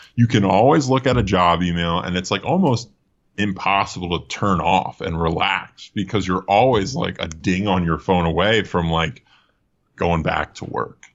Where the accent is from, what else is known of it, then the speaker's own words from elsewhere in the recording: Allentown, Pennsylvania, United States; moved away as an adult; also born or lived in Philadelphia; now in Los Angeles, United States; Originally, I was from outside of Philadelphia, um, Lehigh Valley area, like Allentown